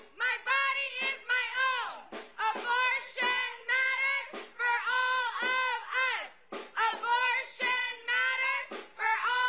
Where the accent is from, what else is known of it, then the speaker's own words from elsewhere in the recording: Texas, United States; As a Texan, as a mama who's had several abortions